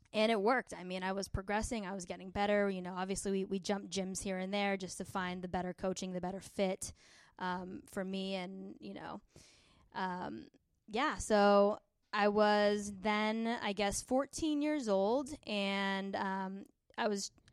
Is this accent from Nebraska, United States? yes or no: no; San Diego, California, United States; we're from San Diego